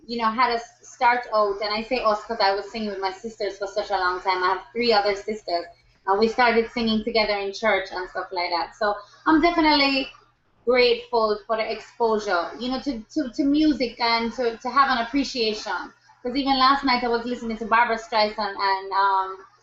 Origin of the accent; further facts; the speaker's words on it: Kingston, Jamaica; I grew up in Kingston, Jamaica.